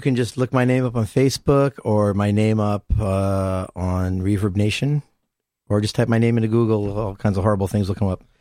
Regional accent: Hamden, Connecticut, United States; I'm from Hamden, so I grew up on a place called Venice.

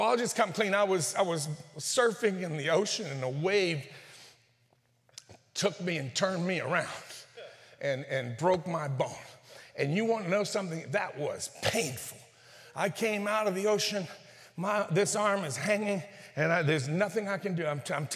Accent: northern Mexico, Mexico; I'm from the Norte de Mexico.

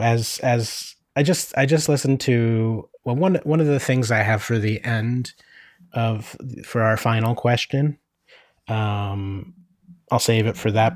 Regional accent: Northeast Pennsylvania, United States; now in Oakland, United States; where I grew up in Northeast PA

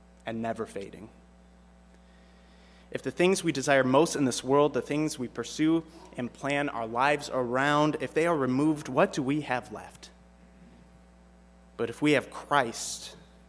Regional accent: Michigan, United States; I grew up in Michigan

